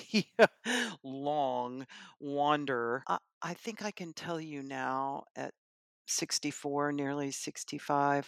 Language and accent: English; Knoxville, Tennessee, United States; I am from Knoxville, Tennessee.